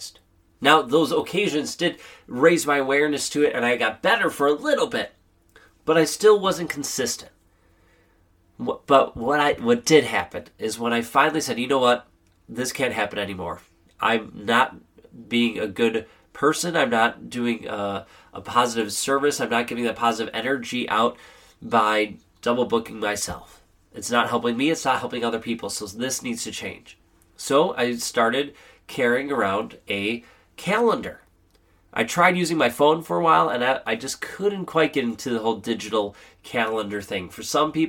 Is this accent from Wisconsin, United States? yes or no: yes; Wisconsin, United States; here in Wisconsin, I had to, I had a solo ensemble event in the morning. I had to speak down in Milwaukee, which was about an hour and a half drive away. And then I had to play a wedding here back in my hometown